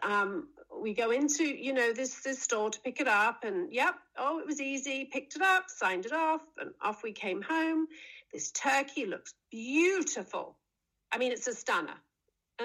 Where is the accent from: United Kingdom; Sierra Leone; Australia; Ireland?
United Kingdom; England; now in United States; I'm English